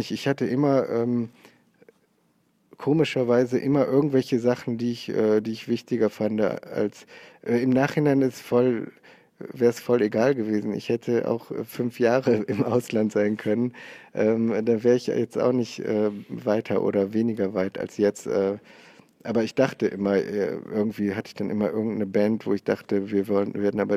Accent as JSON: {"language": "German", "region": "North Rhine-Westphalia", "country": "Germany", "tie": "born or raised there", "lives_now": "Cologne, Germany", "said": "ich komme aus, aus Oberberg, das ist bei Köln, so Bergisches Land, äh, eine Stunde von Köln und jetzt wohne ich in Köln. Da bin ich auf dem Dorf groß geworden."}